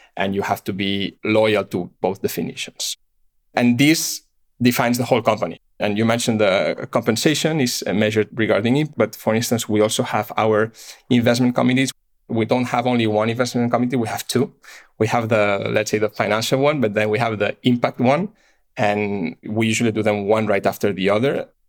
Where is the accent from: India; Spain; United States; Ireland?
Spain; Barcelona, Catalonia; moved away as an adult; I'm born and raised in Barcelona.